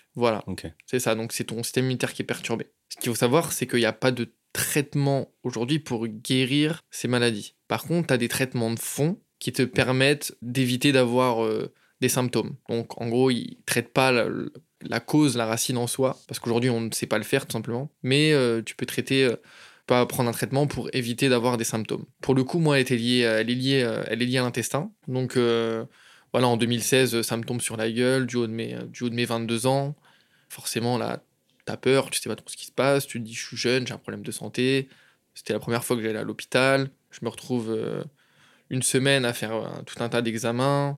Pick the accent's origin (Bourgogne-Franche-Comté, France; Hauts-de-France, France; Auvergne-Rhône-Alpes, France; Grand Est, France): Hauts-de-France, France; Chantilly; moved away as an adult; now in Barcelona, Spain; Je suis d'originaire de France de base, à côté de Paris, dans une ville qui s'appelle Chantilly, donc à 45 minutes de Paris.